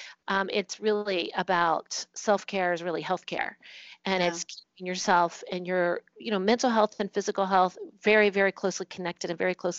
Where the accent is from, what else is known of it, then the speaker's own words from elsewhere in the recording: Virginia, United States; moved away as an adult; also born or lived in Singapore / Bahrain / Germany; now in New Jersey, United States; I'm from Virginia